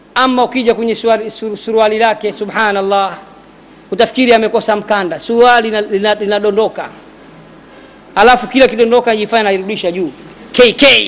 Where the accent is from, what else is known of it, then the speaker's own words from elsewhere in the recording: Dar es Salaam, Tanzania; kule kwetu dar es salama temeke